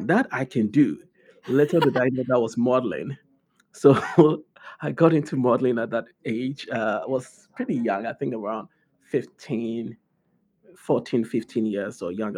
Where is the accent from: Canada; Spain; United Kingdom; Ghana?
Ghana; Accra, Greater Accra; moved away; I'm actually from Accra, Ghana